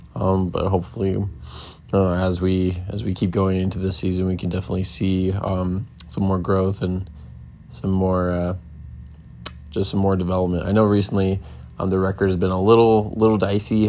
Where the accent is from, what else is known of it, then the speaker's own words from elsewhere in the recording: Bay Area, California, United States; That's where I'm from. Uh, I was from the Bay Area